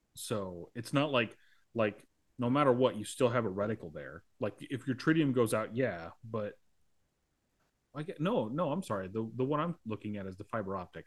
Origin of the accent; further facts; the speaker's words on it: United States; I'm an American